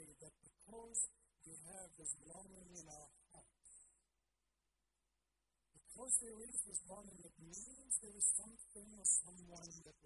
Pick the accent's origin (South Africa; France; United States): South Africa; moved away; I grew up in South Africa